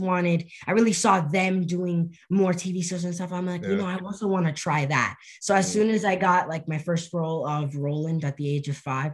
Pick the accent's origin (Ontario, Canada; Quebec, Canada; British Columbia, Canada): British Columbia, Canada; Vancouver; also born or lived in Montreal, Canada; I was born in Montreal, Canada, and then I moved to Vancouver when I was one